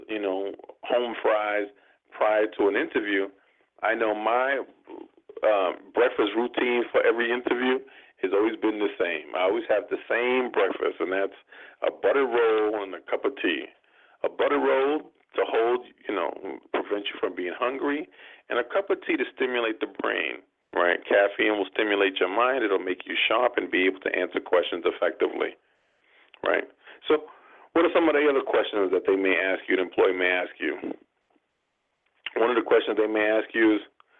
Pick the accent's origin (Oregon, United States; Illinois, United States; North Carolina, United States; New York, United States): New York, United States; New York City; I'm from New York